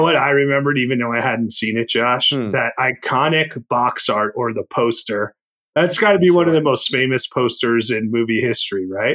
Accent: Northeast, United States; I grew up in the Northeast

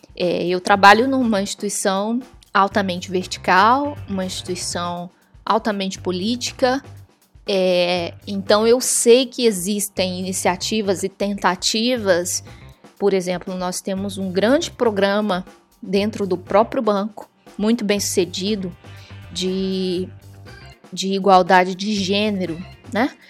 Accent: Brazil; moved away as an adult; now in Washington, United States; chegando aqui, brasileira, falava inglês

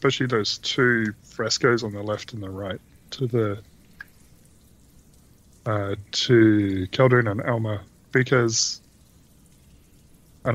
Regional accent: Australia; I'm from Australia

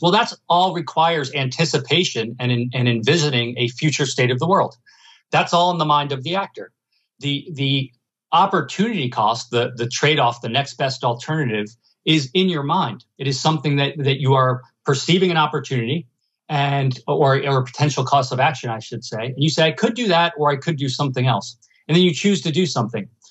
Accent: United States; I'm from New Jersey and New York

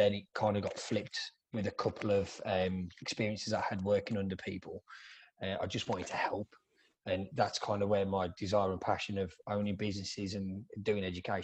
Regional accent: England, United Kingdom; moved away as an adult; now in Melbourne, Australia; I'm originally from England. I moved to Australia about 10 years ago, and I'm the co-owner and education director of Ruby Hair here in Melbourne, Australia

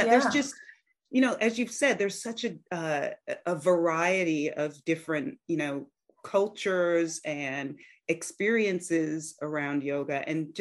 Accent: United States; now in Australia; I'm an American, but I live overseas. I live in Australia

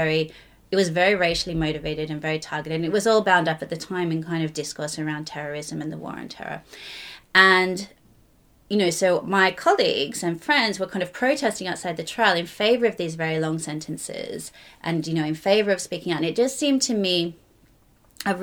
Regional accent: Australia; moved away as an adult; also born or lived in Sydney / Belfast; now in London, United Kingdom; originally, as you might be able to tell, I was from Australia

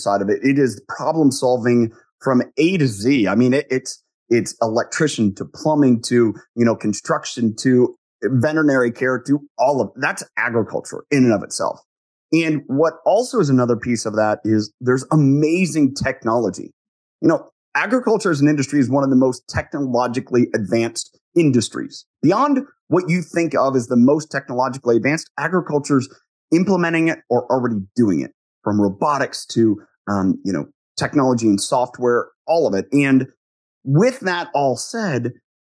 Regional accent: Ohio, United States; So I grew up in the Midwest. I grew up on a dairy farm

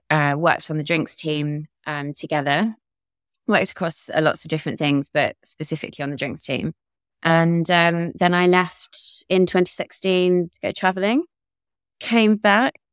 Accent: London, United Kingdom; also born or lived in Devon / Essex; I was born in London and grew up in both in London and Devon and actually Essex. My parents moved a bit when I was younger.

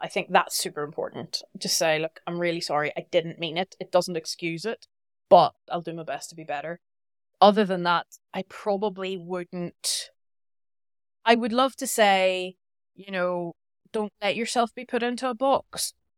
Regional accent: Belfast, Northern Ireland, United Kingdom; moved away as an adult; also born or lived in Basel, Switzerland; I'm very proud to be from Northern Ireland. I'm from Belfast

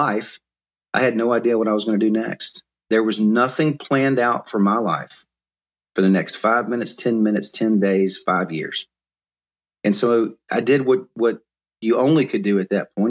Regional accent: Mobile, Alabama, United States; also born or lived in Jackson, Mississippi; I'm from Mobile, and we're real proud of our football and the capstone there

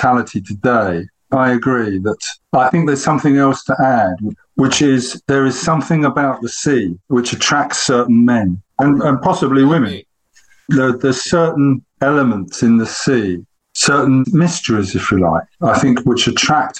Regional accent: England, United Kingdom; as an Englishman

